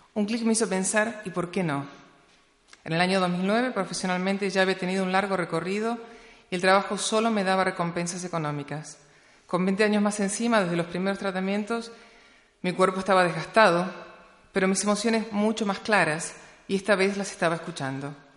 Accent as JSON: {"language": "Spanish", "region": "Patagonia", "country": "Argentina", "tie": "born or raised there", "said": "nací en la Patagonia en el año 1966"}